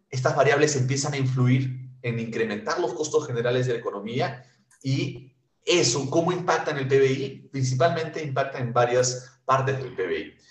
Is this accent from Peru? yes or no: yes; Peru; Nosotros como peruanos